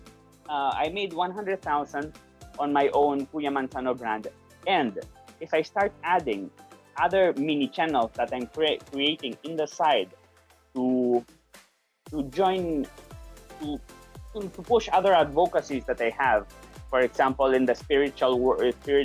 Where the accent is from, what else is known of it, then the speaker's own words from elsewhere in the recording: Spain; moved away as an adult; now in Philippines; born and raised in Spain professional Spanish actor in the Philippines